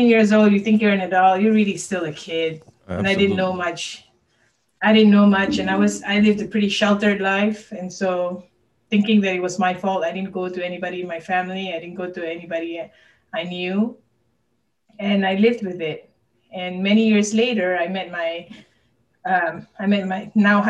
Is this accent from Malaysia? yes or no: yes; Malaysia; now in Kentucky, United States; I currently live in Kentucky, but I was born and raised in Malaysia